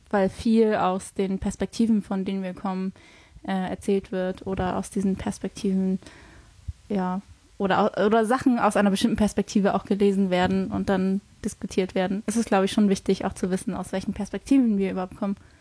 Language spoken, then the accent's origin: German; Hamburg, Germany; ich komme eigentlich aus Hamburg